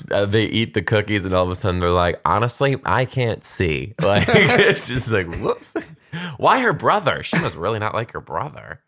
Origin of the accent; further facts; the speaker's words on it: Michigan, United States; moved away; I grew up in Michigan